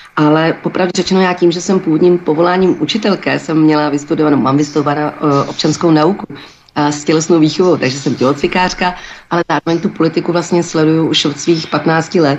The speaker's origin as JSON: {"language": "Czech", "town": "Turnov", "region": "Liberec Region", "country": "Czechia", "said": "já jsem z malého města, já jsem z Turnovat malého. No, jsem z města"}